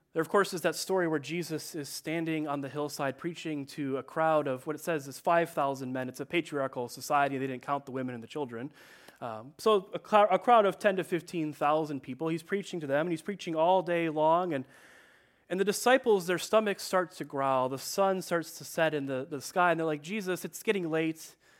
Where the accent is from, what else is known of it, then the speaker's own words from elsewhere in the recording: Chicago, Illinois, United States; also born or lived in Detroit area; now in Detroit, United States; I am from Chicago